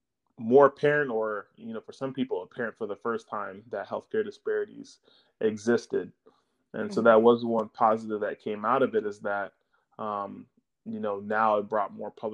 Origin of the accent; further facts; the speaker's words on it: Jamaica; Well, you know, I'm Jamaican, so I mean, we're never really lifting beyond our means.